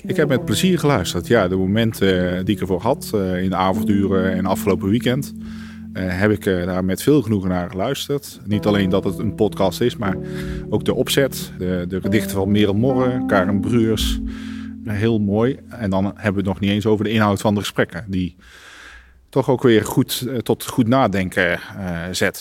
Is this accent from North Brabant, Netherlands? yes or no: yes; North Brabant, Netherlands; ik ben ook Brabander